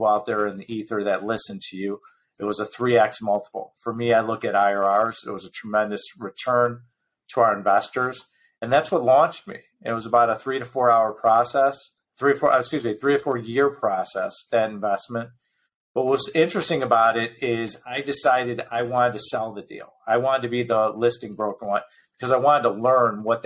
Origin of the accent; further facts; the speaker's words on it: Chicago, Illinois, United States; also born or lived in Newport Beach; I was born and raised in Chicago